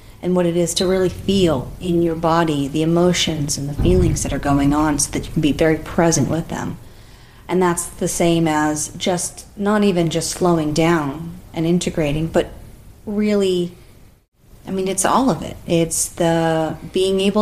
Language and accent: English; United States; we've lived our life as an American culture